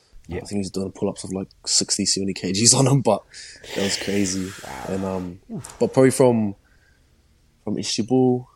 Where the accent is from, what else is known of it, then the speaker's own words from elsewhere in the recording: Australia; Obviously, I'm still an Aussie and boys flying around here just got half a week off